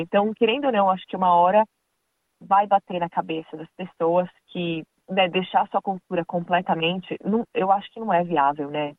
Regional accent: Brazil; moved away as an adult; now in Australia; a gente que é do Brasil

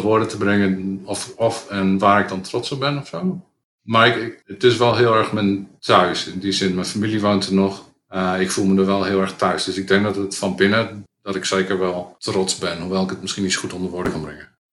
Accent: Drenthe, Netherlands; mijn jeugd in Drenthe

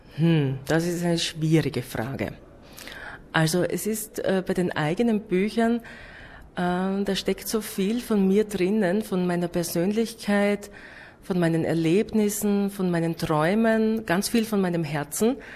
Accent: Austria; bei uns in Österreich

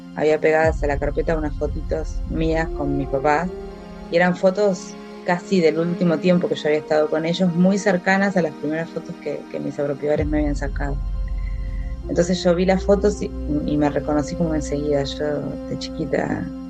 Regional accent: Buenos Aires, Argentina; Vivíamos en un departamento en, acá en la Ciudad de Buenos Aires, en el barrio Belgrano

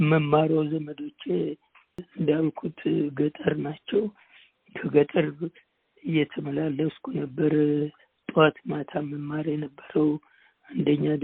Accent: Amhara, Ethiopia; ጠቅላይ ግዛት በየጁ አውራጅ ወሰን ምድር አቦ በሚባል አካባቢ ነው የተወለድኩት።

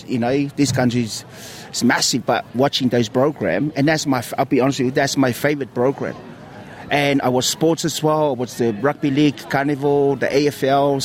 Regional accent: Samoa; now in Australia; I grew up in Samoa

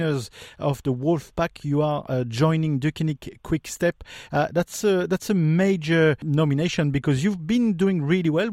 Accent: France; accent: French; English is a second language; you've recognized my French accent

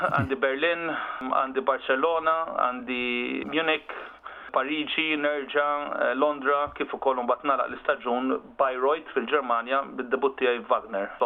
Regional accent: Malta; aħna Maltin

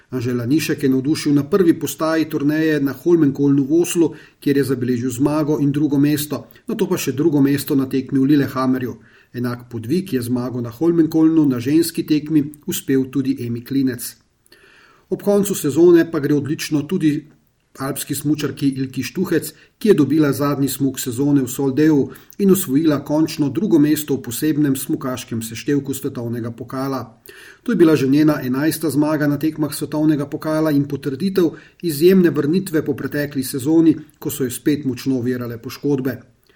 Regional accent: Slovenia

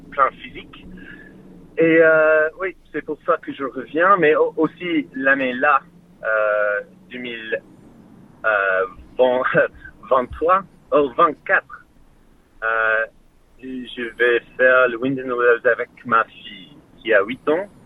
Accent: France; C'est un lapin, un lapin blanc euh, je suis français.

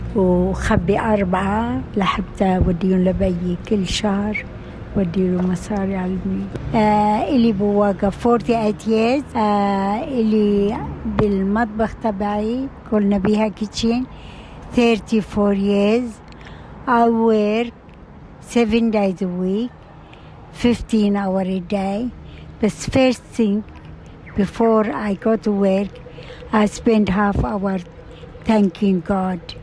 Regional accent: Rashaya al-Fukhar, Nabatieh Governorate, Lebanon; now in Australia; انا خلقت بلبنان بمزرعه صغيره

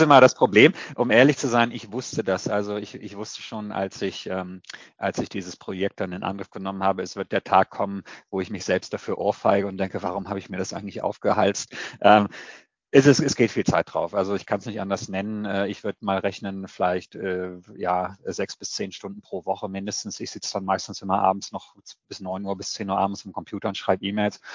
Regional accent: Clausthal-Zellerfeld, Lower Saxony, Germany; moved away as an adult; Ich komme äh, ursprünglich aus dem Harz, aus Kloster-Zellerfeld

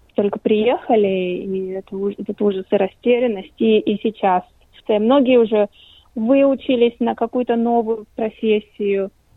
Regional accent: Latvia; now in Australia; я лично из Латвии

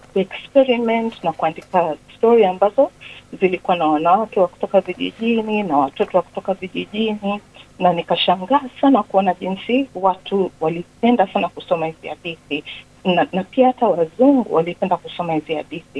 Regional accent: Tanzania; also born or lived in Kenya / England; now in Melbourne, Australia; Nilizaliwa Tanzania, nimeishi miaka mingi Kenya na niliishi pia nani England, lakini sasa hivi niko Melbourne, Australia

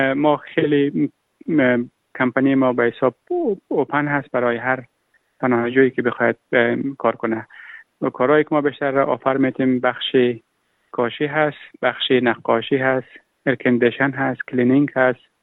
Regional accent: Afghanistan; moved away as an adult; now in Australia; من اهل افغانستانم

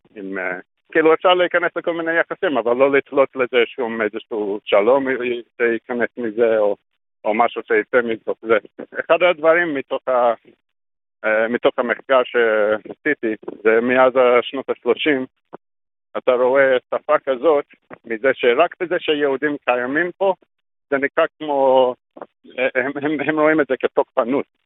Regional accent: Australia; Hebrew is a second language; moved away as an adult; also born or lived in Sydney; now in Israel; נולדתי באוסטרליה

